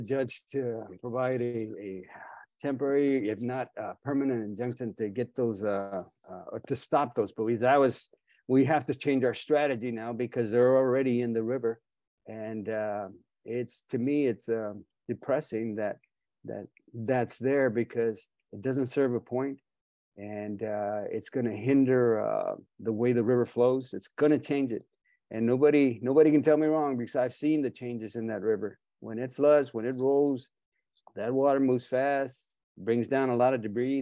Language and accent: English; Texas, United States; I'm a Texan too